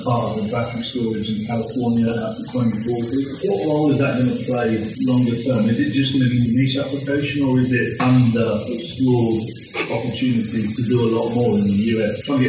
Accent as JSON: {"language": "English", "country": "Mozambique", "said": "I come from Mozambique, Africa."}